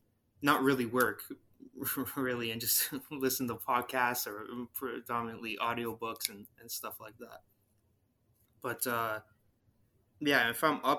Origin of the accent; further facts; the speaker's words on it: Ontario, Canada; I'm from Ontario, Canada.